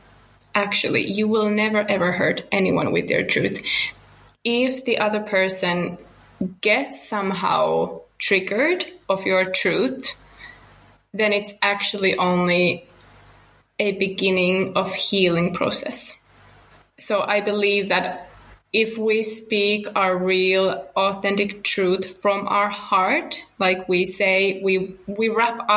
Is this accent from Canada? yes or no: no; Finland; English is a second language; now in Spain; I'm from Finland originally, now living in Spain with my family.